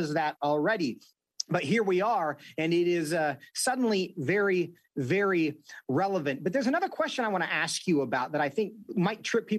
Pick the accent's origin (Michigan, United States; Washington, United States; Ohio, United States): Washington, United States; my home state of Washington State